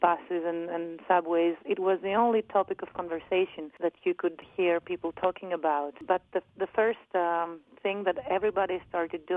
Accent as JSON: {"language": "English", "town": "Athens", "region": "Attica", "country": "Greece", "also_born_or_lived": "Amsterdam, Netherlands", "said": "I'm 29 years old and I come from Athens, Greece."}